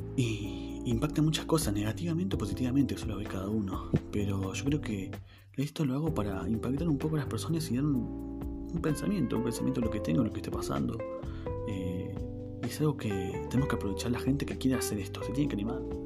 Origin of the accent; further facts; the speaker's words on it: Neuquén, Argentina; soy de la ciudad de Neuquén Capital, al sur del país de Argentina. Eh, tengo 25 años, como les dije, nací acá en Neuquén, criado